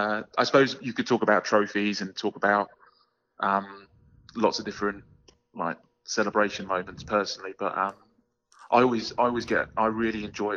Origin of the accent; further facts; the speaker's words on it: London, United Kingdom; So you might be picking up from my accent, and please don't hold it against me. But obviously, I'm English. I'm from the UK, and originally born and bred in London.